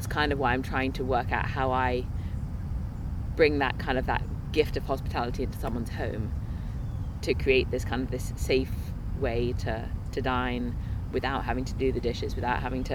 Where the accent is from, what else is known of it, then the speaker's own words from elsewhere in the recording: England, United Kingdom; now in Minnesota, United States; I'm from England